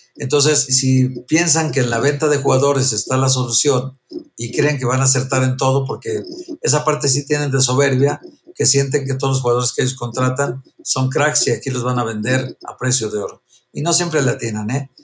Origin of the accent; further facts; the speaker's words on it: Guadalajara, Jalisco, Mexico; moved away as an adult; also born or lived in León; now in Mexico City, Mexico; ni en León, ni en Guadalajara, mi tierra